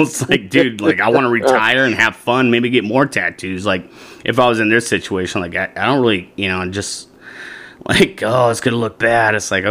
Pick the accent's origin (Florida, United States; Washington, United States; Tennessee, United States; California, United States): Washington, United States; now in Arizona, United States; so when I came from Washington, right, you know, in the state of Arizona, they have rattlesnakes